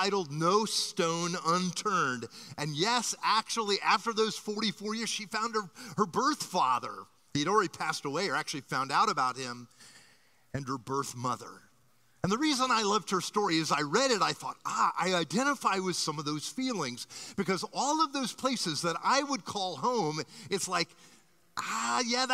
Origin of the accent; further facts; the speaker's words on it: Miami, Florida, United States; I was born in a hospital on Miami Beach and grew up here in Miami.